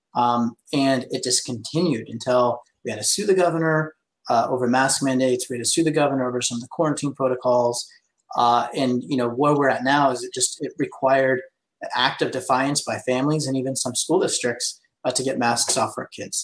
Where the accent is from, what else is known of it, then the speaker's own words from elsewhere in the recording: Placer County, California, United States; I'm from Placer County.